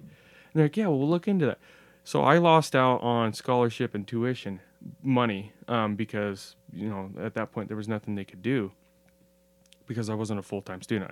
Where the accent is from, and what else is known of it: Pendleton, Oregon, United States; born or raised there